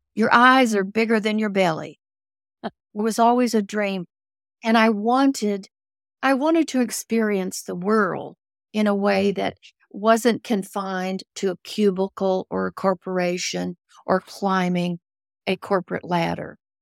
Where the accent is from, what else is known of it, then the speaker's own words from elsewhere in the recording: Ozarks of Missouri, United States; moved away; also born or lived in New Orleans; I grew up in the Ozarks of Missouri